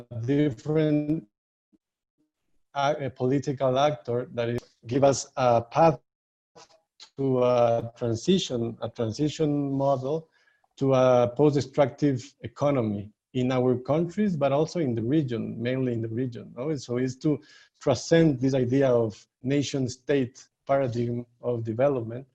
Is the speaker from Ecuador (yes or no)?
yes; Ecuador; I'm from Ecuador